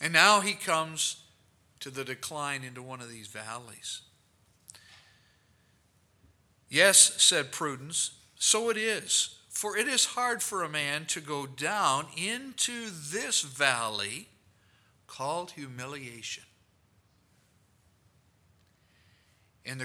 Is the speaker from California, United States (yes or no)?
no; Rockford, Illinois, United States; I was from Rockford, Illinois